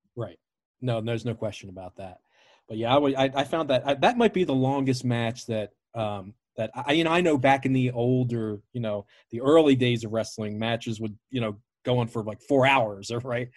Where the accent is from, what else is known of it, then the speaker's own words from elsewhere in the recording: Baltimore, Maryland, United States; I grew up in Baltimore, an old W W F city